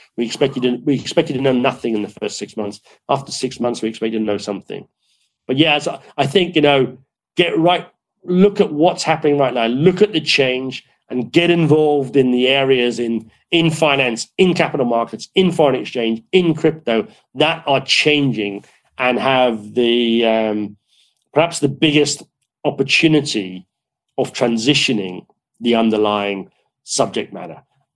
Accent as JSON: {"language": "English", "country": "Ireland", "said": "But look, you know, I come from Ireland. I live in the British Isles."}